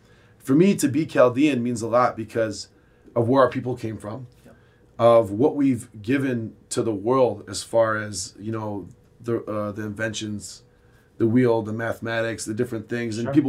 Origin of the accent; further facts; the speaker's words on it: United States; Yeah, I'm assimilated. I'm an American. And I'm not saying I'm a Chaldean.